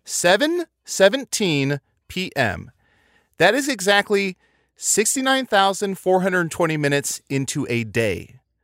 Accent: Midwest, United States; I grew up in the Midwest

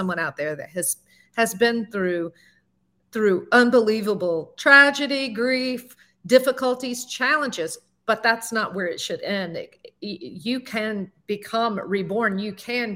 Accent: the South, United States; accent: southern; also born or lived in Alabama; now in Palm Beach County, Florida, United States; my southern accent

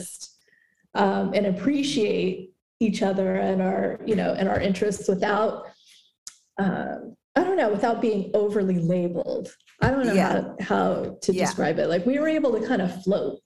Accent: Concord, California, United States; moved away as an adult; also born or lived in Walnut Creek, California / Berkeley, California / Oakland, California / Los Angeles, California; now in Raleigh, United States; raised in Concord, California, which is East Bay, Northern California, about 45 minutes east of San Francisco

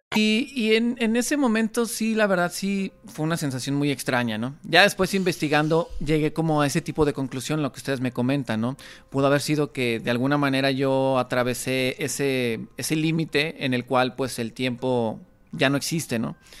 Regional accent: Mexico; como mexicanos evidentemente tenemos mucha conexión

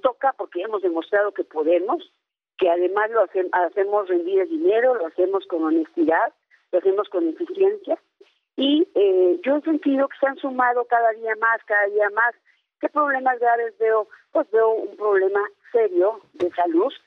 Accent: Sierra de Hidalgo, Mexico; Yo en mi pueblo, que es la Sierra de Hidalgo

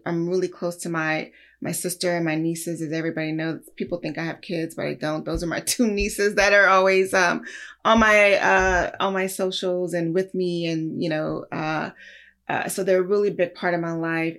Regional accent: Los Angeles, California, United States; also born or lived in Lubbock, Texas; raised here in Los Angeles, in South Central

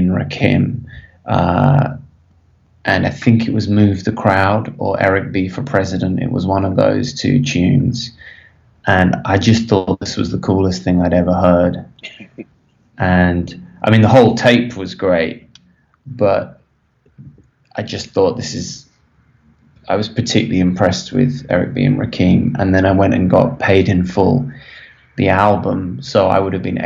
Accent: Birmingham, West Midlands, United Kingdom; moved away as an adult; also born or lived in London, United Kingdom; now in Los Angeles, United States; I grew up in Birmingham

